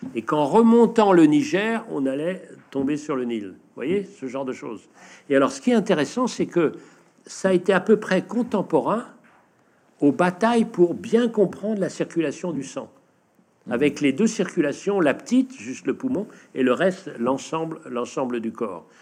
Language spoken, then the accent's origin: French; northern Brittany, France; chez nous, en Bretagne Nord